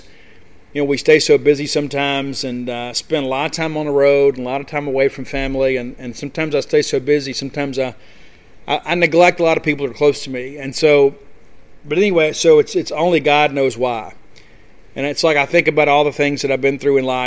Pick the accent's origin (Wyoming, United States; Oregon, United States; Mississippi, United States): Mississippi, United States; Columbia; growing up in South Mississippi, and it's Friday nights, you know, kind of riding around. And like in Columbia, a little small town of Columbia